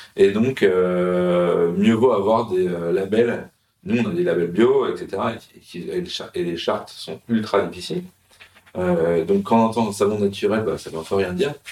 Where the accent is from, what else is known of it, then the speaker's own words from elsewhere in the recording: Paris, Île-de-France, France; now in Marseille, France; en tant que Parisien